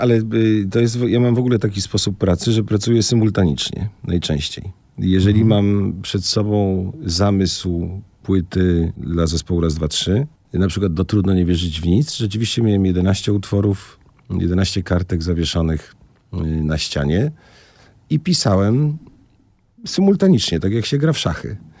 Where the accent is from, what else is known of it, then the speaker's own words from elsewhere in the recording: Poznań, Greater Poland, Poland; moved away as an adult; also born or lived in Toruń / Zielona Góra; now in Tricity, Poland; jestem urodzony w Poznaniu